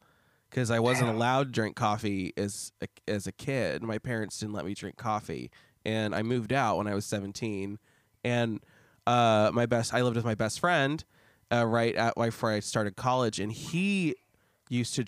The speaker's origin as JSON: {"language": "English", "town": "Lincoln", "region": "Nebraska", "country": "United States", "said": "took up a job at the telephone company in Lincoln, Nebraska, where I'm from"}